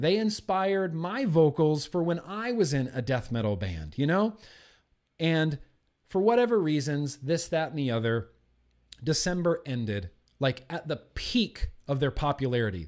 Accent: United States; I'm an American

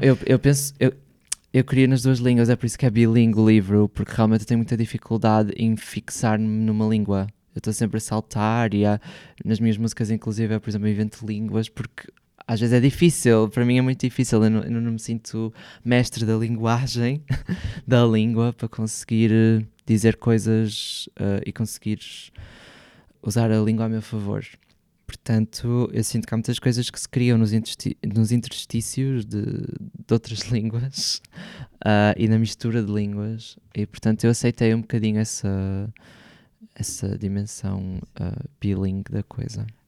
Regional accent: Porto, Norte, Portugal; moved away as an adult; now in Lisbon, Portugal; o Porto. É a cidade onde eu cresci

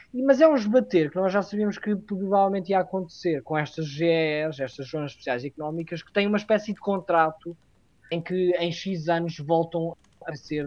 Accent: Castelo Branco, Centro, Portugal; Castelo Branco, por acaso é a cidade de onde eu, de, de onde eu sou ori, originário

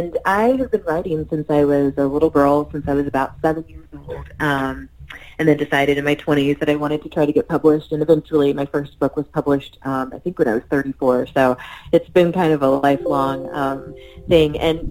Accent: Missouri, United States; I was raised in Missouri

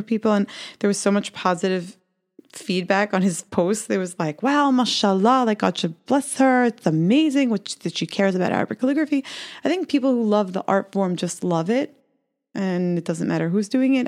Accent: New York City, New York, United States; I was growing up in Brooklyn

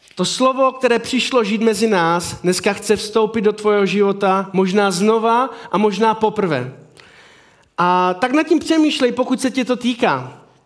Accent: Havířov, Moravian-Silesian Region, Czechia; já jsem z Havířova

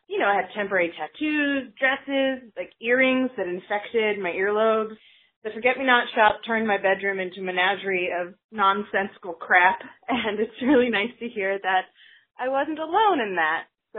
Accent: Johnson, United States; I grew up in Johnson

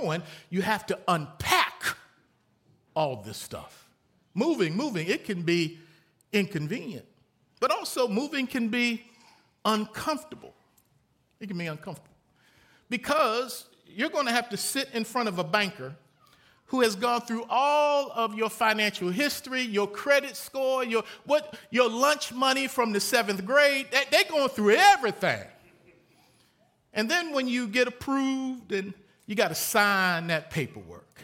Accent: Baltimore, Maryland, United States; moved away as an adult; also born or lived in Lynchburg, Virginia; From the time I was born in Baltimore, Maryland, to the time I went to college in Lynchburg, Virginia, I lived in three houses.

